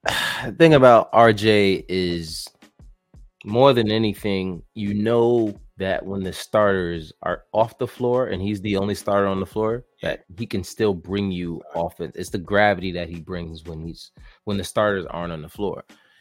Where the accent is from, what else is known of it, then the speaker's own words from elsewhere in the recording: Canada; Being Canadian is a headache, bro.